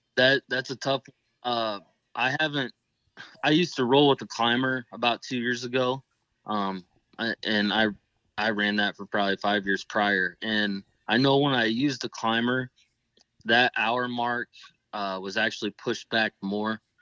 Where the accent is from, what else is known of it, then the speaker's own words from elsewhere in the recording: Northeast Indiana, United States; I'm from Northeast Indiana